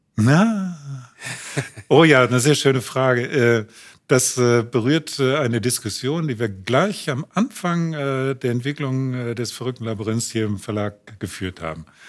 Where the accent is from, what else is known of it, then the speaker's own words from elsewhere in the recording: Unna, North Rhine-Westphalia, Germany; also born or lived in Königsberg (Kaliningrad); Wir wohnten damals in Unna, wo mein Bruder geboren wurde.